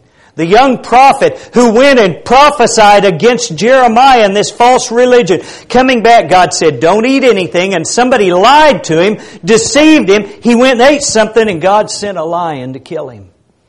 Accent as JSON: {"language": "English", "country": "United States", "said": "as a American guy"}